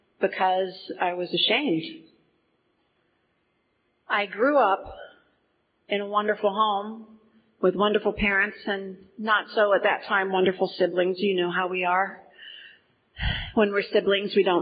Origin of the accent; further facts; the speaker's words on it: Portage County, Ohio, United States; I grew up in Portage County